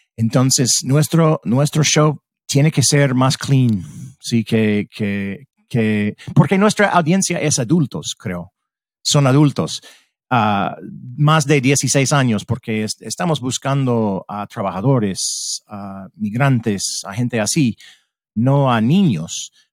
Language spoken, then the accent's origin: Spanish; United States; Spanish is a second language; como estadounidense